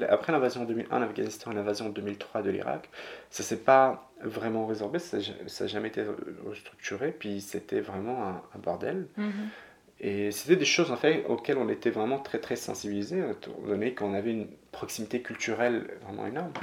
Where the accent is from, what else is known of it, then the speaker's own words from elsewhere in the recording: Morocco; moved away; J'ai grandi au Maroc